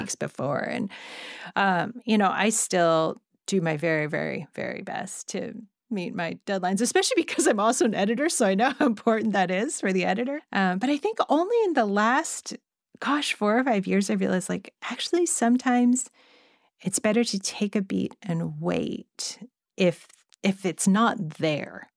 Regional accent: Monterey Park, California, United States; I grew up in Monterey Park

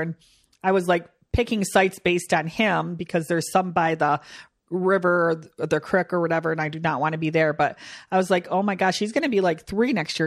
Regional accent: Michigan, United States; we're from Michigan

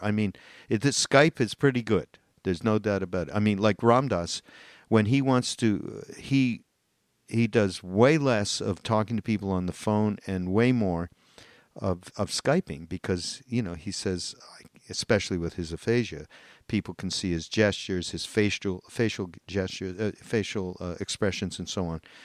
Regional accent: Canada; I'm Canadian

